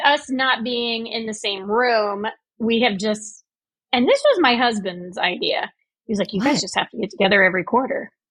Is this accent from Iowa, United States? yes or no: no; Indiana, United States; I'm from Indiana